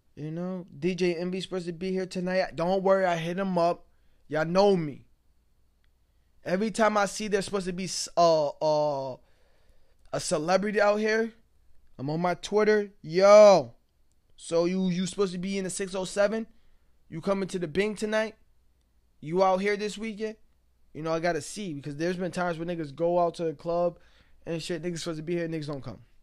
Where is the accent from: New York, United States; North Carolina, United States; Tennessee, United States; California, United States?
New York, United States; Binghamton; also born or lived in New Jersey; I'm from Binghamton due, due to the fact that I've been here longer. Yes, I was born out in New Jersey. I was there until, like, two thousand